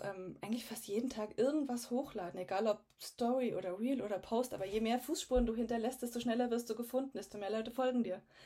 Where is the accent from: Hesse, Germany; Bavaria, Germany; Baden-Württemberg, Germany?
Bavaria, Germany; Garmisch-Partenkirchen; also born or lived in Munich; Ich komme aus ganz aus dem Süden von Deutschland, aus Garmisch-Partenkirchen, äh, mitten in den Bergen, also bin hier auch aufgewachsen.